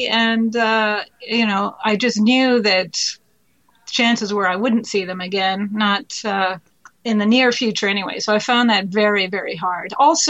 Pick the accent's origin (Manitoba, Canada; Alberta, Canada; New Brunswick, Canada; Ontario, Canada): Ontario, Canada; Ottawa; also born or lived in Mexico / India / Russia / France; I grew up living in Mexico, in India, in Russia, France. And when we were not abroad, we were living in Ottawa.